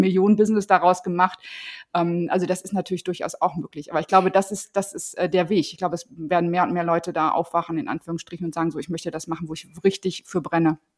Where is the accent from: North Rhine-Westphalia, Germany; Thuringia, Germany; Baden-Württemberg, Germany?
North Rhine-Westphalia, Germany; Paderborn; ich bin in Paderborn in der Nähe von Paderborn groß geworden